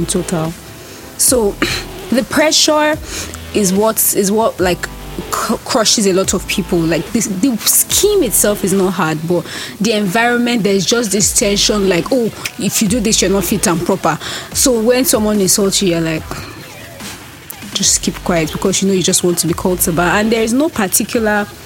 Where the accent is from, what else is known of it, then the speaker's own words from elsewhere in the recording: Nigeria; I'm Nigerian